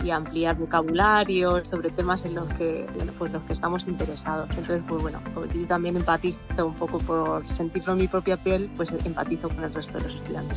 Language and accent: Spanish; Spain; first language Spanish; moved away as an adult; soy maestra de español, soy profesora de español y, y vengo de España